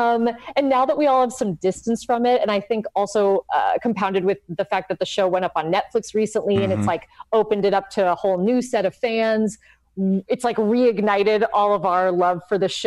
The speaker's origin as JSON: {"language": "English", "town": "Los Angeles", "region": "California", "country": "United States", "tie": "born or raised there", "also_born_or_lived": "South Pasadena", "said": "I grew up in Highland Park and then South Pasadena."}